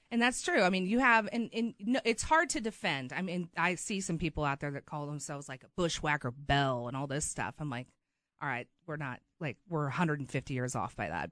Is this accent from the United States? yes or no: yes; Kansas City, Missouri, United States; I grew up in Missouri, and I am a Mizzou fan